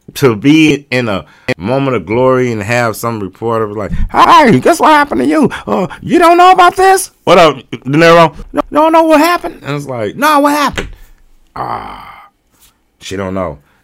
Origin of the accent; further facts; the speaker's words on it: North County, Missouri, United States; I'm from Nigeria, and it's like, I'm from North County